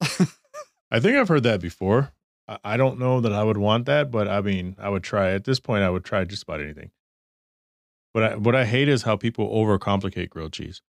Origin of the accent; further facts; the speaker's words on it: Texas, United States; also born or lived in Michigan; now in Arizona, United States; I grew up in Texas